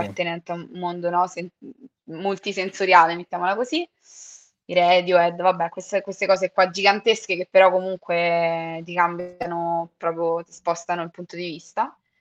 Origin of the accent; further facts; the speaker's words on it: Mentana, Lazio, Italy; a Mentana, che è il posto dove sono cresciuta, quindi vicino a Roma